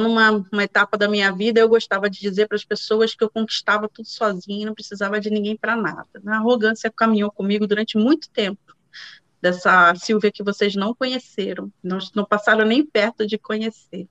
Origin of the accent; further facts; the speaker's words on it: Rio de Janeiro, Brazil; moved away as an adult; now in Netherlands; moro na Holanda hoje, sou carioca, nascida em Ipanema, moradora do Engenho de Dentro